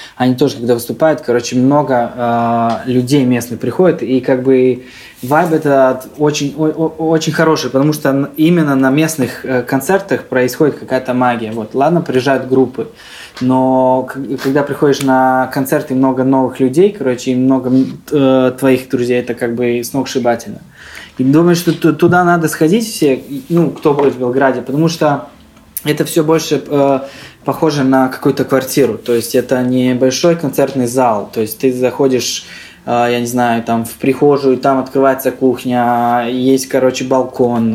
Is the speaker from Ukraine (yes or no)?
no; Serbia; also born or lived in Saint Petersburg, Russia / Yaroslavl, Russia; now in Belgrade, Serbia; родился я в России, родители работали в России. Я родился в Питере, был маленьким, там, а, короче, три года мы, а, по-моему, прожили в Питере. После этого мы возвращаемся обратно в Сербию